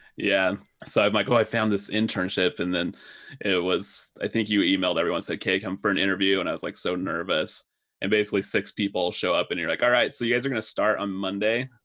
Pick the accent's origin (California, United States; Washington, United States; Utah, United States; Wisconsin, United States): Utah, United States; Pleasant Grove; also born or lived in Lubbock, Texas; I am originally from Pleasant Grove, Utah